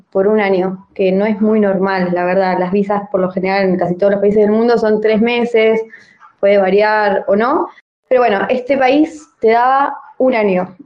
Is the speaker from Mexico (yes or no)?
no; La Plata, Buenos Aires Province, Argentina; moved away as an adult; also born or lived in Darregueira, Buenos Aires Province; now in Tbilisi, Georgia; Nací en un pueblo de la provincia de Buenos Aires que se llama Darregueira, pero me crié en La Plata